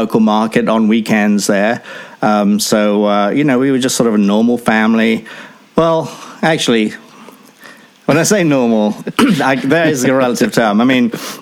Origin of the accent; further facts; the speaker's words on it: Enfield, London, United Kingdom; also born or lived in Chatham, Kent; I grew up in a town called Enfield, North London, just sort of outside of London itself, near the Greenbelt